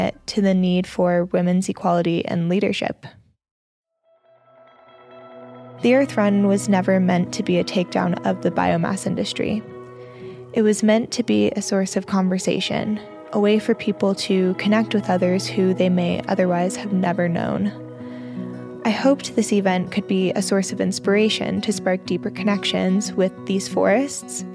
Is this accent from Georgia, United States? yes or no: yes; Georgia, United States; As a kid growing up in Georgia